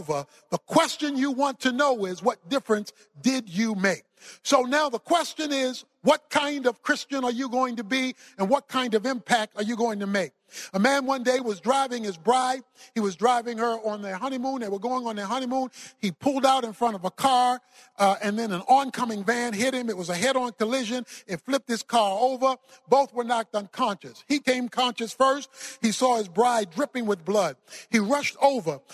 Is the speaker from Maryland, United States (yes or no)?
yes; Baltimore, Maryland, United States; I was raised in Baltimore, Maryland. I was raised in the hood, so to speak.